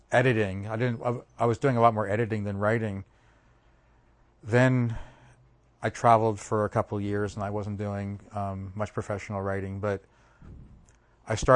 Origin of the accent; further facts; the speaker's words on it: Bala, Pennsylvania, United States; Oh, so I grew up in Bala with Montgomery